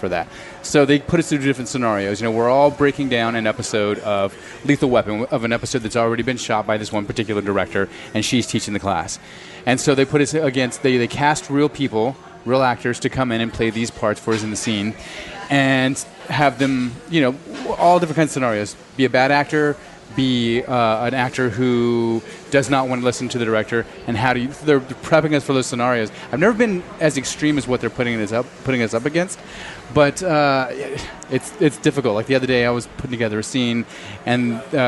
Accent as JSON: {"language": "English", "town": "Snyder", "region": "Texas", "country": "United States", "moved": "as an adult", "said": "I'm from Texas, from West Texas"}